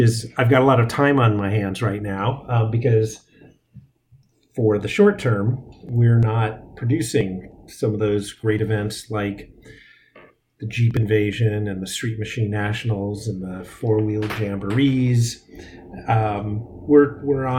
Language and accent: English; Massachusetts, United States; also born or lived in South End, Boston / South Boston; I'm from Massachusetts originally